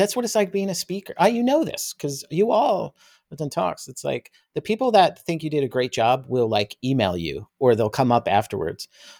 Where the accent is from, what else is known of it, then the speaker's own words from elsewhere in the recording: New Jersey, United States; moved away; where I grew up in Jersey.